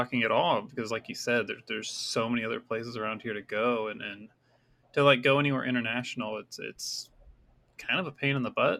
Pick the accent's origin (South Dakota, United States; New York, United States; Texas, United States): Texas, United States; I'm from Texas